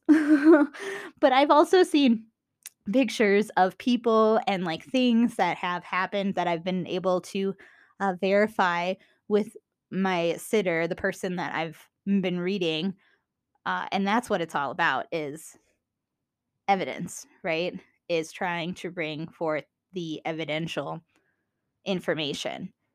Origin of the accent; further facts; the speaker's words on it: Minnesota, United States; accent: Minnesota; my Minnesota accent